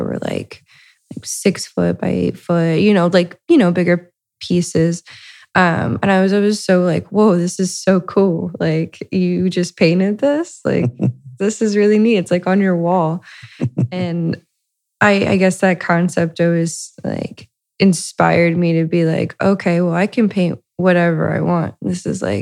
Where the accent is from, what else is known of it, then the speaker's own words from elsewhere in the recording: Lima, Ohio, United States; I'm originally from Lima, Ohio, which is, a smaller town up north in Ohio. I grew up to a middle class, Midwestern family